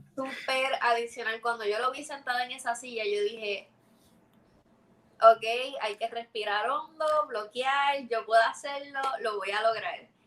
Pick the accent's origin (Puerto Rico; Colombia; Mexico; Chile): Puerto Rico